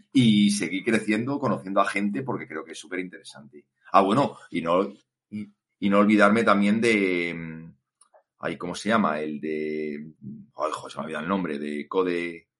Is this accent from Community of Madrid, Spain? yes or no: yes; Madrid, Community of Madrid, Spain; Víctor y yo somos de Madrid